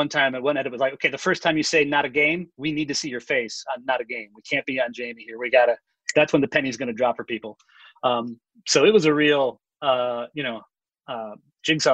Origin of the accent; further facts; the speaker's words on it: Chicago, Illinois, United States; I'm from Chicago